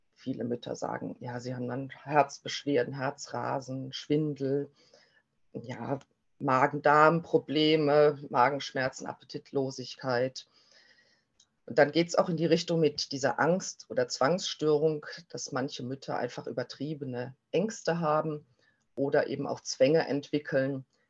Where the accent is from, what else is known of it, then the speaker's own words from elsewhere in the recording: Germany; bei uns in Deutschland